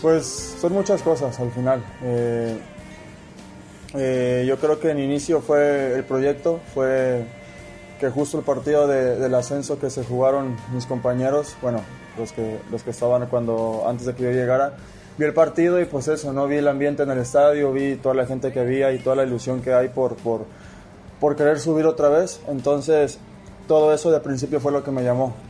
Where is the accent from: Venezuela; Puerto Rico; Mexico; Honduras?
Mexico; moved away as an adult; now in Salamanca, Spain